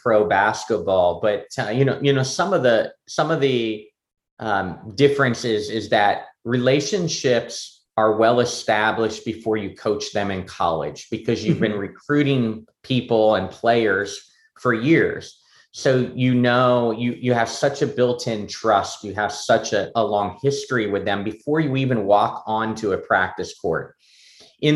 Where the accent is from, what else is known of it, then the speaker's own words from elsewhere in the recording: Pennsylvania, United States; moved away; my hometown of Pennsylvania